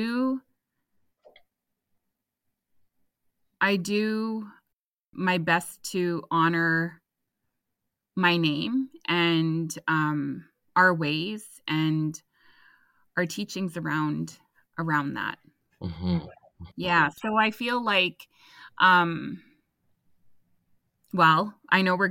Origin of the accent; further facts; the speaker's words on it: Couchiching First Nation, Ontario, Canada; I am Anishinaabe. I am from Kuchiching First Nations, Treaty 3 territory